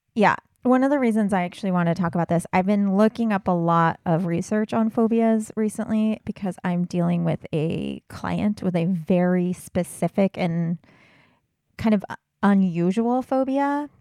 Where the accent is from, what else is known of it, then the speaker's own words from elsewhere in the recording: California, United States; moved away; growing up in California